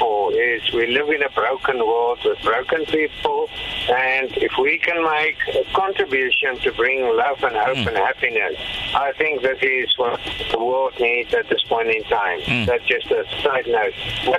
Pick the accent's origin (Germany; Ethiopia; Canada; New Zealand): Canada; I come from Canada. We've been touring Canada twice already.